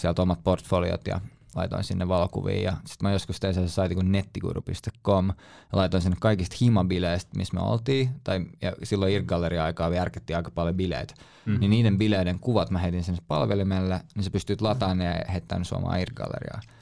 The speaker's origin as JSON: {"language": "Finnish", "town": "Helsinki", "region": "Uusimaa", "country": "Finland", "tie": "born or raised there", "said": "Mä sanoin, \"Suomesta, Helsinki.\""}